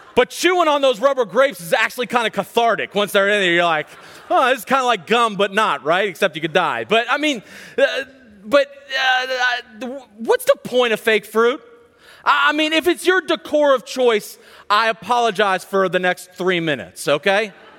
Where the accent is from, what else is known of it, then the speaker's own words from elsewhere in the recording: Charlottesville, Virginia, United States; I grew up in Central Virginia, right outside of Charlottesville